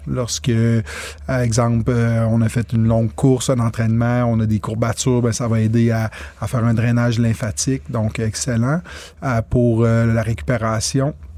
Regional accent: Quebec, Canada; je suis un Québécois pur laine

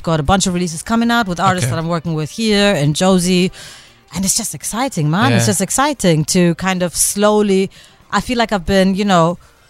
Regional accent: India; now in Cape Town, South Africa; And I come from another culture. I'm Indian, right?

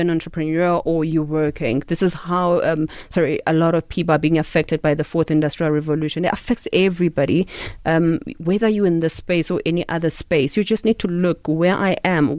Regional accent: Eastern Cape, South Africa; I'm Xhosa from the Eastern Cape, so this is how we speak

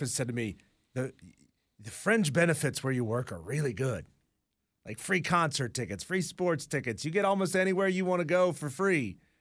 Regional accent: Hickory, North Carolina, United States; moved away; my hometown, which is divided into four quadrants.

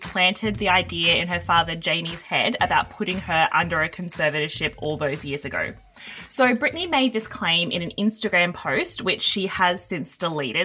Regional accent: Queensland, Australia; we're both from Queensland

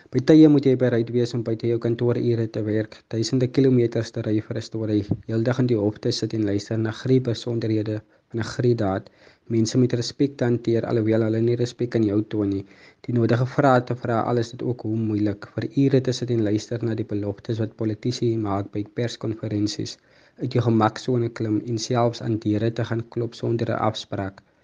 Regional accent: Mamre, Western Cape, South Africa; ek het in Mamre groot geword en woon nog steeds hier

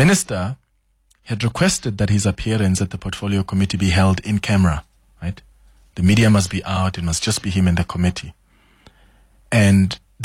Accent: South Africa; as a South African

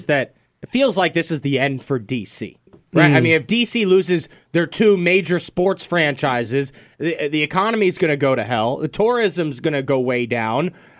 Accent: Virginia, United States; you know, I'm born and raised in Northern Virginia. Mm-hmm. Since coming to Richmond, I hate Northern Virginia.

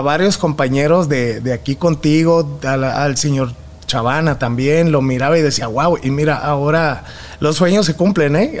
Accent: Mexicali, Baja California, Mexico; moved away as an adult; also born or lived in Guadalajara / Tijuana; now in Monterrey, Mexico; Y de Guadalajara nos fuimos a la frontera para buscar un mejor futuro y ahí fue donde crecí, en Mexicali y en Tijuana.

